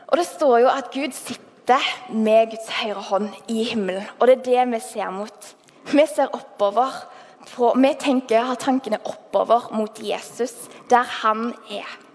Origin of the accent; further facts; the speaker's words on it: Haugesund, Rogaland, Norway; accent: Haugesund dialect; jeg er fra Haugesund. Um, har holdt på dialekten som bare det